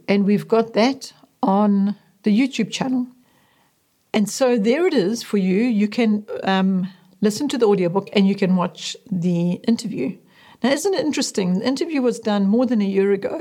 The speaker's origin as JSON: {"language": "English", "town": "Westville", "region": "KwaZulu-Natal", "country": "South Africa", "tie": "born or raised there", "also_born_or_lived": "Zululand", "said": "By the time I was three years old, my parents had moved down the coast from Zululand to Westville, inland from the city of Durban, Natal. It was in this rapidly expanding suburb that our family lived for the next thirty years."}